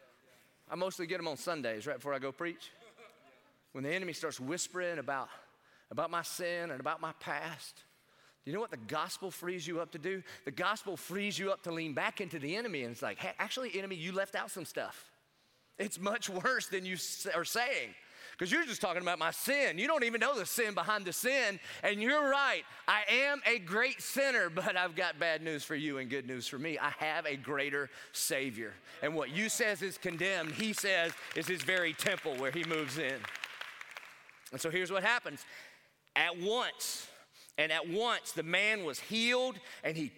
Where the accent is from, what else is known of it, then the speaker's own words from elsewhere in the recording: South Carolina, United States; I'm from South Carolina like Pastor Clay